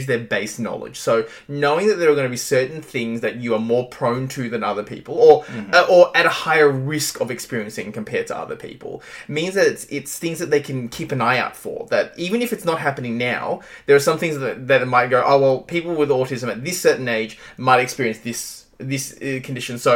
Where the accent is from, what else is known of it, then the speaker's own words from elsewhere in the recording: Australia; I'm from Australia, I was born here